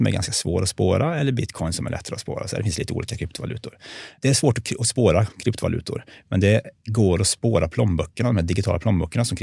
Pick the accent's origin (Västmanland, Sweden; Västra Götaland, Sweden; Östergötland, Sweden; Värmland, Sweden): Värmland, Sweden; accent: Värmland dialect